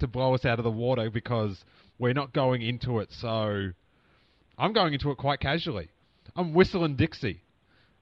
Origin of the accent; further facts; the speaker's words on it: Australia; accent: Australian; it's my Australian accent